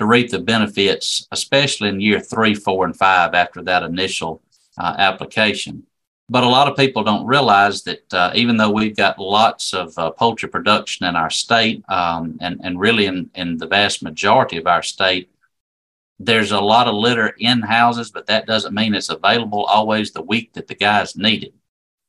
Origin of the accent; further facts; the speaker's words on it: Pineapple, Alabama, United States; also born or lived in Crossville, Alabama; I'm originally from Pineapple, Alabama, down in South Alabama, East Wilcox County.